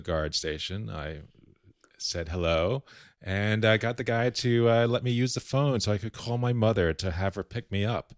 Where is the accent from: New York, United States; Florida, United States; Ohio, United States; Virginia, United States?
Florida, United States; Key Biscayne; I grew up on Key Biscayne